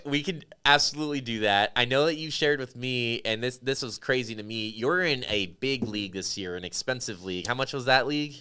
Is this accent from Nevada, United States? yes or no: yes; Las Vegas, Nevada, United States; moved away; I grew up in Las Vegas